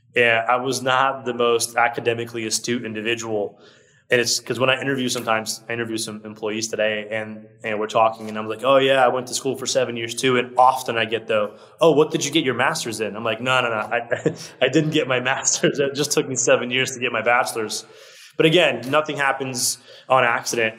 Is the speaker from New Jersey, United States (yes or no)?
no; Orlando, Florida, United States; English is a second language; also born or lived in Brazil; I moved here when I was six years old. I moved to Orlando, Florida which is where I still live today. So I lived in Orlando, Florida, pretty much my whole life